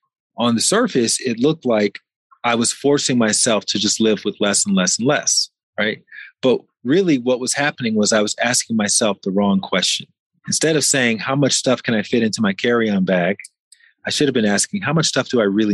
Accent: Mexico City, Mexico; here in my hometown of Mexico City

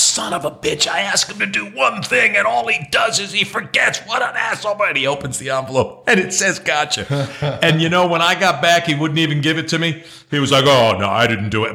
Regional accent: New Jersey, United States; moved away; I also have a pretty intimate knowledge of Jewish folks growing up in Jersey

